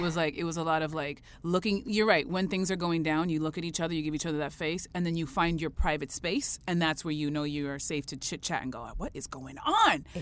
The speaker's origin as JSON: {"language": "English", "country": "Canada", "said": "I'm so proud as a Canadian"}